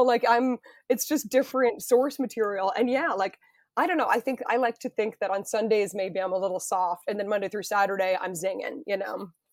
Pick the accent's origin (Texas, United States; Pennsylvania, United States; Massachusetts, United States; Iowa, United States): Massachusetts, United States; Weston; moved away; I'm from Weston